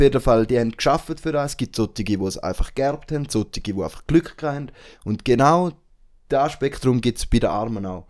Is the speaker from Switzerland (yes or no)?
yes; Switzerland; bei uns in der Schweiz